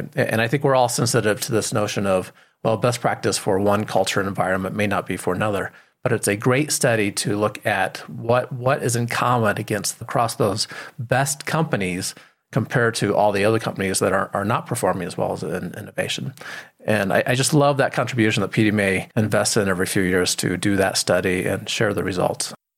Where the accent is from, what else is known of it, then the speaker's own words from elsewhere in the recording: Colorado, United States; I'm from Colorado